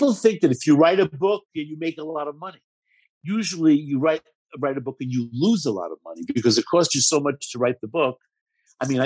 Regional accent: New York City, New York, United States; I grew up in Marine Park, where everybody was either Jewish, Italian, or Irish

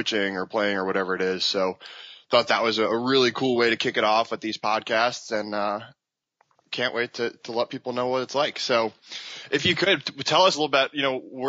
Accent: Long Island, New York, United States; now in North Carolina, United States; where I grew up on Long Island

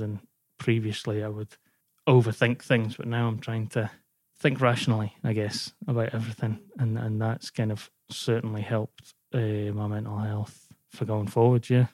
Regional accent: Scotland, United Kingdom; moved away; also born or lived in Wales / Glasgow; I moved back up to Scotland 'cause I'm originally from Scotland and then we moved down to Wales and I kinda made my way home back up.

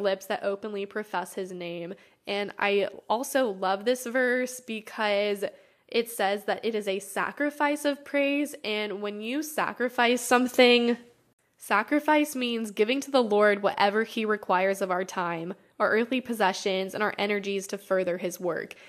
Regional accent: United States; growing up in America

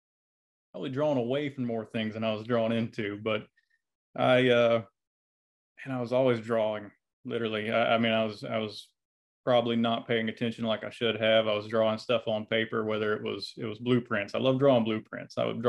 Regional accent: Dothan, Alabama, United States; You know, it's not a bad place. I mean, obviously I came back, but it was, I went to a little school called Rehoboth, and I don't think I would have traded it for anything.

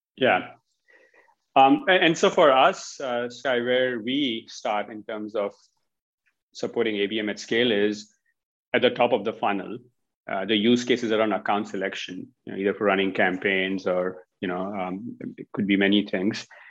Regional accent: India; moved away; Originally from India

